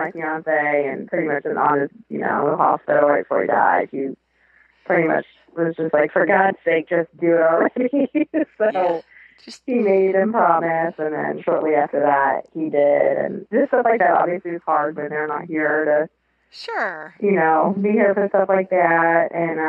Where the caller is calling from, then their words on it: Columbus, Ohio, United States; I'm calling from Columbus, Ohio.